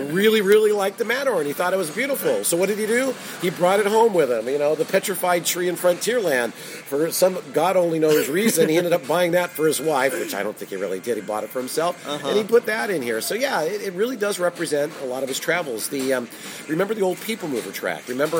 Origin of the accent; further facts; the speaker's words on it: Whittier, California, United States; I grew up in Southern California. I grew up in Whittier, which is very close to here.